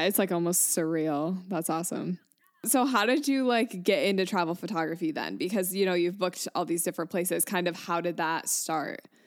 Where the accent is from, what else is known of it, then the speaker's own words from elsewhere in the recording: Michigan, United States; moved away; also born or lived in New York; I'm from Michigan, but I lived in New York for like five years